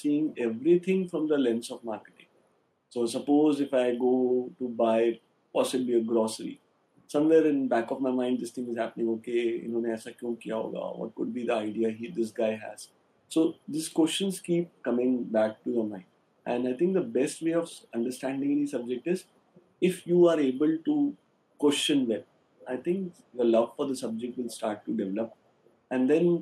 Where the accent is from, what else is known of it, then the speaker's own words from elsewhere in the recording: Rajasthan, India; I come from Rajasthan, and that too, being a Sindhi